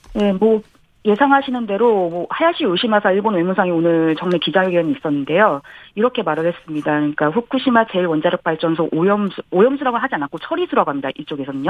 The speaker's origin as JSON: {"language": "Korean", "country": "South Korea", "moved": "yes", "lives_now": "Japan"}